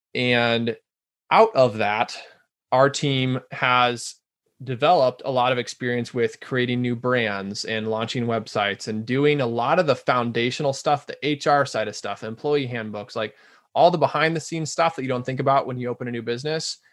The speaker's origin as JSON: {"language": "English", "town": "Omaha", "region": "Nebraska", "country": "United States", "moved": "yes", "lives_now": "Rochester, United States", "said": "I'm from Omaha, Nebraska originally, which is a little larger town"}